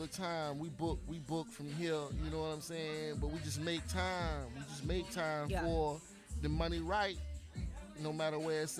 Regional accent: St. Petersburg, Florida, United States; No, I ain't from Clearwater. I'm from St. Pete.

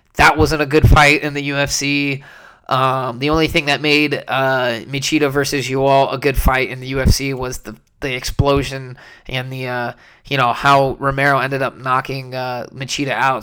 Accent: San Jose, California, United States; my hometown of San Jose

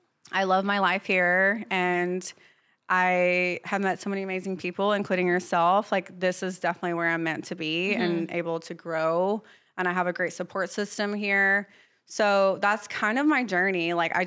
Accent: the South, United States; accent: Southern; But yeah, definitely I feel like my Southern hospitality and, like, my authenticity is really

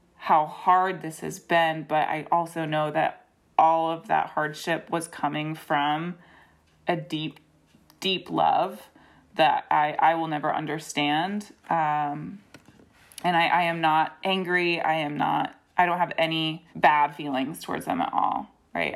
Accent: Greensboro, North Carolina, United States; moved away; I grew up in Greensboro and then moved back for grad school

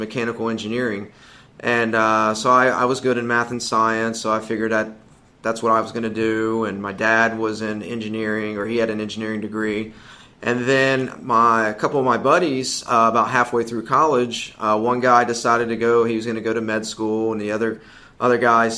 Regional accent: Ohio, United States; moved away as an adult; also born or lived in Oklahoma / Greenville, South Carolina; we're both from Ohio originally

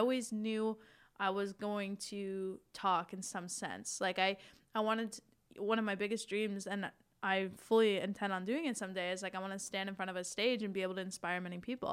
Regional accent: Canada; we're Canadian

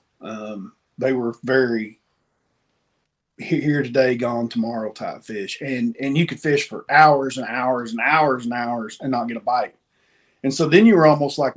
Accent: East Tennessee, United States; Buddy of mine I grew up with in East Tennessee

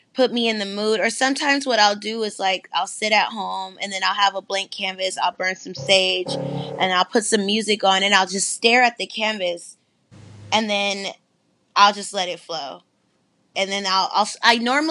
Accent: San Francisco, California, United States; also born or lived in Sacramento, California; I'm from San Francisco, California. I lived also in Sacramento, so I'm repping for the NorCal side

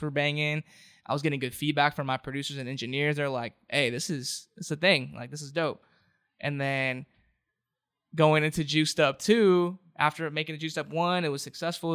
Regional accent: Anaheim, California, United States; also born or lived in Santa Ana / Garden Grove / Westminster; Born and raised in Anaheim.

